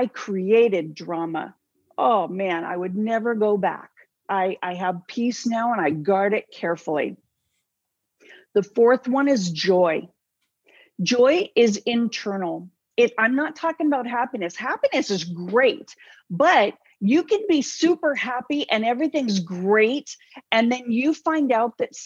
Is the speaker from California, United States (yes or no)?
yes; Southern California, United States; I came from Southern California, close enough to Hollyweird, you know, far enough away I didn't claim it. But, you know, I watched that stuff my whole life